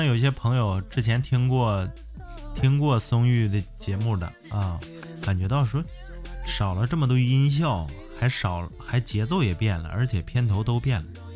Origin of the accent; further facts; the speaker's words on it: Harbin, Heilongjiang, China; 因为它发生在我的老家呀，黑龙江哈尔滨